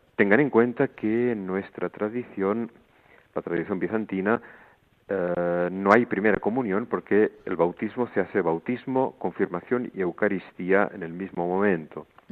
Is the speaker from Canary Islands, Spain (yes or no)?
no; El Vendrell, Catalonia, Spain; moved away as an adult; also born or lived in Montserrat; now in Greece; yo nací en un pueblo que se llama Vendrell, cerca de Tarragona